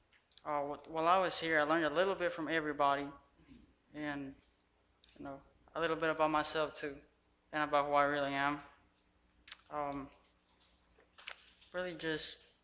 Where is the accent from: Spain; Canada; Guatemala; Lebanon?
Guatemala; moved away; I'm originally from Guatemala, and I was raised by my grandparents without my mom neither